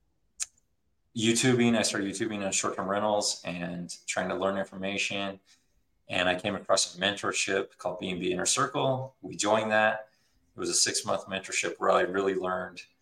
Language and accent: English; Utah, United States; I'm from Utah.